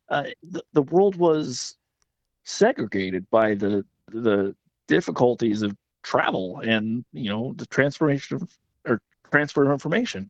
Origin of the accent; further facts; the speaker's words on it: West Virginia, United States; I'm from West Virginia